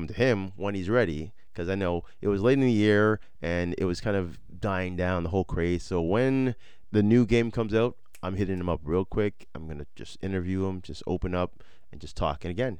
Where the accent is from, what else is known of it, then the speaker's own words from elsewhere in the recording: Toronto, Ontario, Canada; moved away; also born or lived in Nigeria; I was raised in Toronto and most of my life was in Toronto